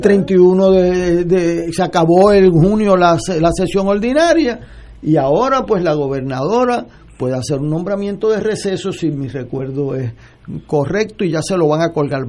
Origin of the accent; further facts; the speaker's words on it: Puerto Rico; para mí como puertorriqueño